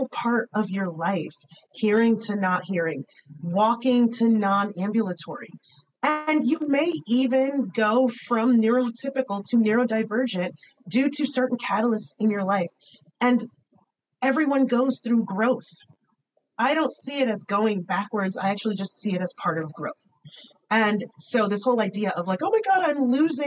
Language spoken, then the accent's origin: English; United States; I am an American, just like I'm a daughter of immigrants